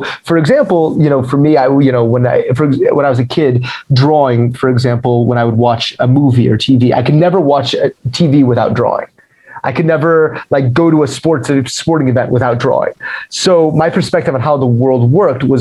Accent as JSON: {"language": "English", "town": "Denver", "region": "Colorado", "country": "United States", "tie": "born or raised there", "also_born_or_lived": "Providence, Rhode Island", "moved": "yes", "said": "So I was born in Denver, Colorado. That's where I'm from"}